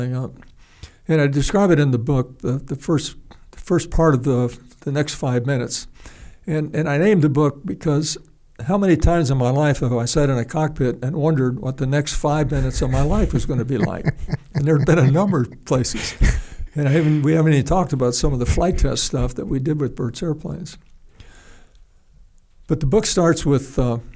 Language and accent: English; United States; I'm an American.